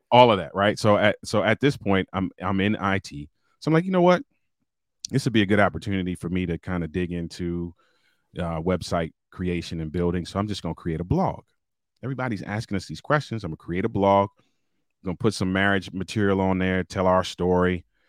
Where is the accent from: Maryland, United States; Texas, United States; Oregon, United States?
Maryland, United States; Baltimore; I'm a city kid, born and raised in Baltimore, Maryland